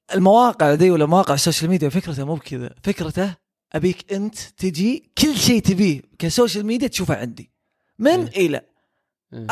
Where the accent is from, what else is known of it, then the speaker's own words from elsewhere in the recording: Saudi Arabia; عندنا في السعوديه